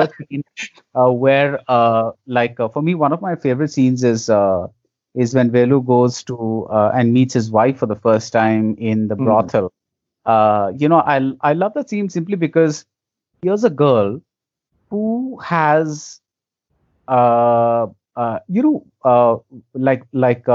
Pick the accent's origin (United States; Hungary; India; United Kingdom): India; as an Indian audience